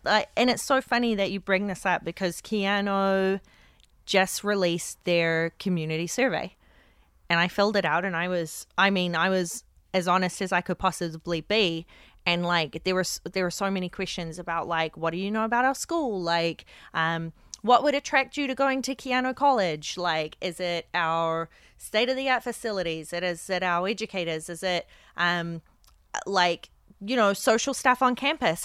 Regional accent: Whangarei, Northland, New Zealand; moved away; back in New Zealand in my hometown

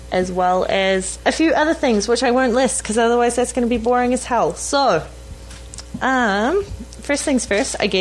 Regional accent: New Zealand; accent: Kiwi; now in Vancouver, Canada

